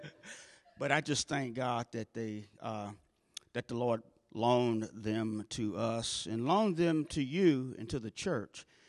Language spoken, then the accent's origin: English; St. Louis, Missouri, United States; I grew up in North Saint Louis, about three miles north of Del Mar